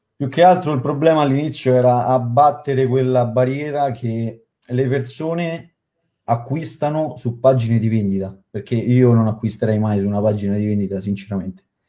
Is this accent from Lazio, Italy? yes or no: yes; Latina, Lazio, Italy; Io sono di Latina